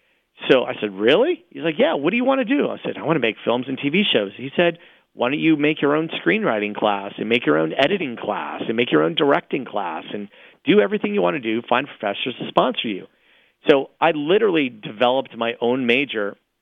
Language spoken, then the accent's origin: English; Vienna, Virginia, United States; also born or lived in Washington, D.C.; I was born in Washington, D.C., grew up in Vienna, Virginia, that's 8 miles outside the city, and really lived in Vienna, very rarely vacationed. We went to Cocoa Beach to visit my grandfather once a year or so, but I was just a Vienna boy.